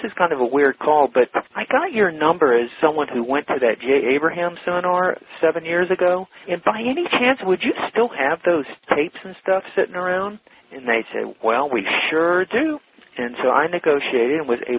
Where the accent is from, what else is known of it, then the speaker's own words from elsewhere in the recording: Atlanta, Georgia, United States; moved away as an adult; also born or lived in Alabama / San Diego, California; now in California, United States; I'm a Southern boy, and grew up in Atlanta